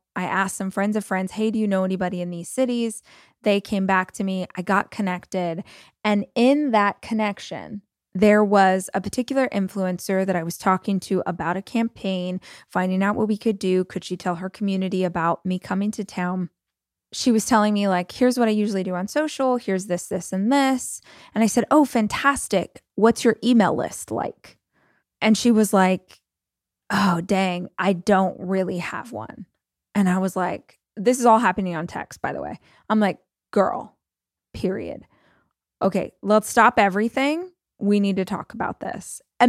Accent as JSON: {"language": "English", "town": "Oklahoma City", "region": "Oklahoma", "country": "United States", "tie": "born or raised there", "said": "And I sell it in my hometown of Oklahoma City and this is what I do."}